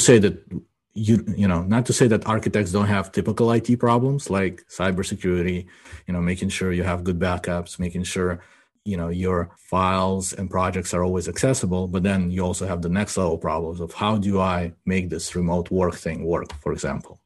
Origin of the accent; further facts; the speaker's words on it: Ukraine; now in United States; I grew up in Ukraine, right? And as I was growing up, and we immigrated to the United States in ninety-two, as I was growing up in Ukraine